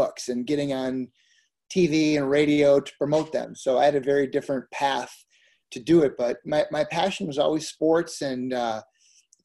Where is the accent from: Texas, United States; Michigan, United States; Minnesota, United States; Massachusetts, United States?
Minnesota, United States; I grew up in Minnesota